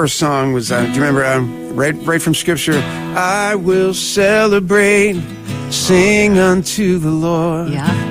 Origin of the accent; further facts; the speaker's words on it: outside Philadelphia, New Jersey, United States; moved away; I grew up outside of Philly, South Jersey